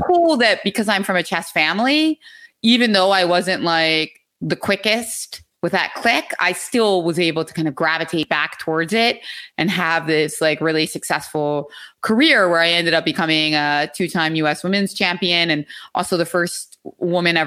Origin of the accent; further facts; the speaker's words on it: Philadelphia, Pennsylvania, United States; also born or lived in New York; I'm from Philadelphia, from the city. I still live in Philadelphia.